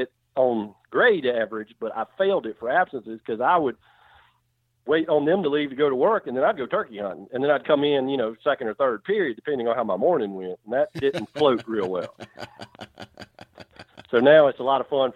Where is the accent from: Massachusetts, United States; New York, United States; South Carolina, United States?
South Carolina, United States; moved away as an adult; also born or lived in Mississippi / Alabama / Georgia; I'm born and raised in South Carolina